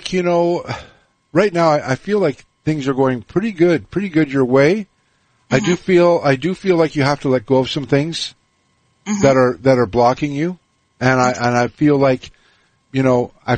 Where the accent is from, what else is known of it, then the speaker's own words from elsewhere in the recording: Canada; moved away; maybe we should move back to Canada, because I'm from Canada originally